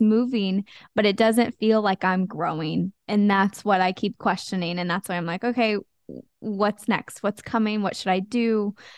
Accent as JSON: {"language": "English", "town": "Wichita", "region": "Kansas", "country": "United States", "tie": "born or raised there", "said": "i grew up in kansas in wichita kansas"}